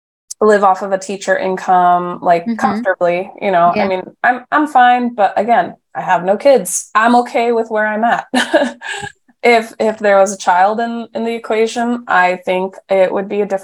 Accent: Mount Diablo Unified School District, California, United States; now in San Francisco, United States; the district that I grew up in Mount Diablo Unified

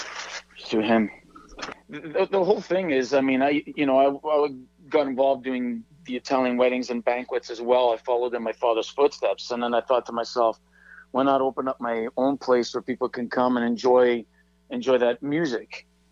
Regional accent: Vancouver, British Columbia, Canada; Yes, I was.

